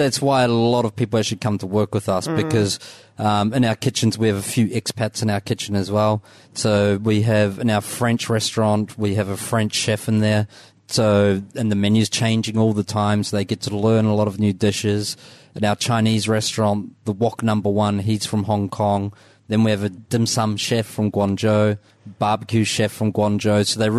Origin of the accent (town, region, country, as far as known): Dunedin, Otago, New Zealand